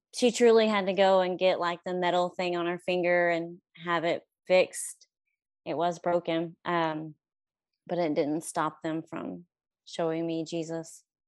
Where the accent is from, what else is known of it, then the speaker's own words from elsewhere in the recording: Stratford, Oklahoma, United States; now in Pauls Valley, United States; I grew up in Stratford, Oklahoma